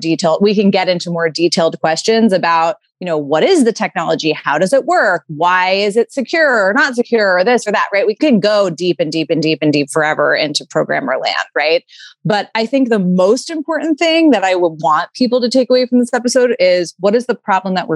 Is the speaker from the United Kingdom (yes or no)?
no; New York City, New York, United States; I grew up in New York City